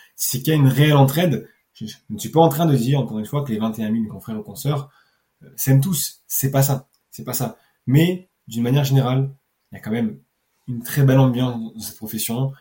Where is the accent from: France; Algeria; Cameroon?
France; Nice, Provence-Alpes-Côte d'Azur; je suis niçois